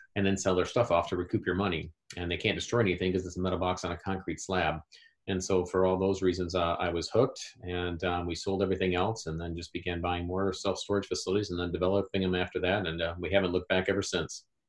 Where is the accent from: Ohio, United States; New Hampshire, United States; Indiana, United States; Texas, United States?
Indiana, United States; Indianapolis; here in my hometown of Indianapolis, Indiana